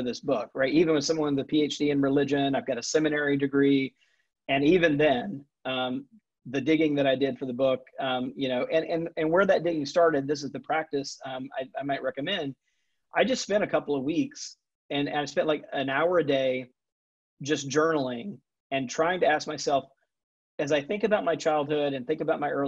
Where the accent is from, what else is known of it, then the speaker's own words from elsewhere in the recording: Jackson, Mississippi, United States; moved away; also born or lived in Atlanta, Georgia / Texas; I grew up Southern Baptist, mostly in Jackson, Mississippi